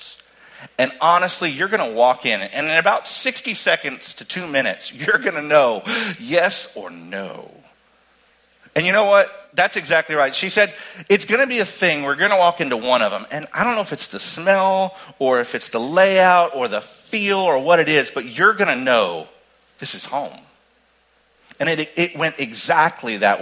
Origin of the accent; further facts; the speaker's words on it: Crawford, Texas, United States; My hometown has 600 people in it